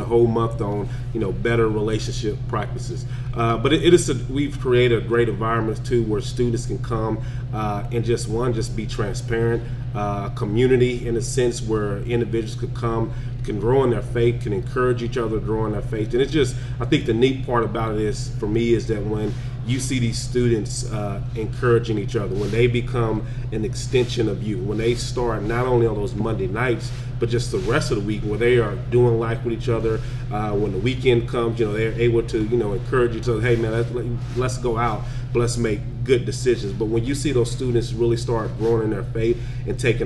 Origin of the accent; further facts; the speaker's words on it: Lockhart, Texas, United States; moved away as an adult; also born or lived in Wichita Falls, Texas; I'm born in the big city of Lockhart, Texas